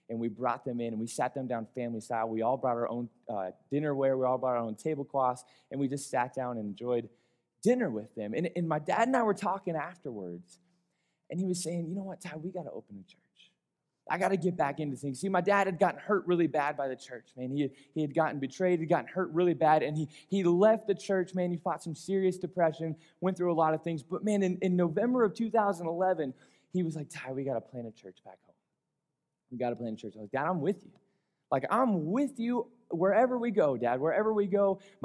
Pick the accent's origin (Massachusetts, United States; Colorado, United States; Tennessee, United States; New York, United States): Colorado, United States; I was born and raised here in Colorado